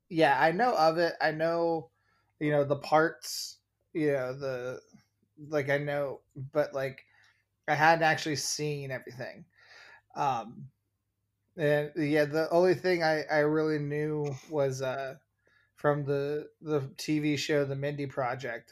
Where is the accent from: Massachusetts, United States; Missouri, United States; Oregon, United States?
Oregon, United States; now in Chicago, United States; being a five-year-old in Oregon